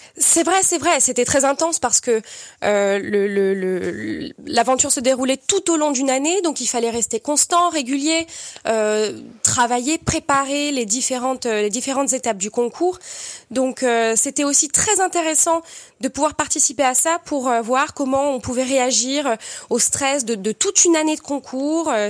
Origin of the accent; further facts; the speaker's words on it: Perpignan, Occitania, France; viens de Perpignan, j'ai grandi et j'ai étudié au Conservatoire de Perpignan